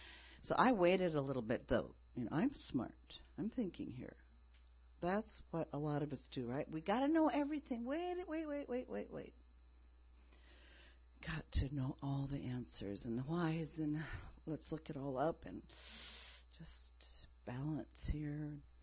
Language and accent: English; Japan; Some of you know I grew up in Japan.